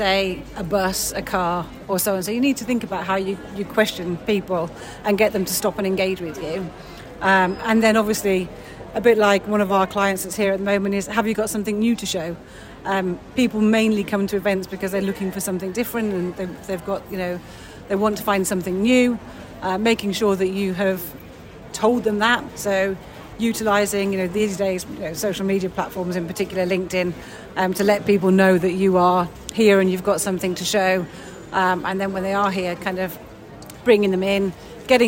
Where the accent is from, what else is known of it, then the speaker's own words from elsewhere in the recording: United Kingdom; we're very British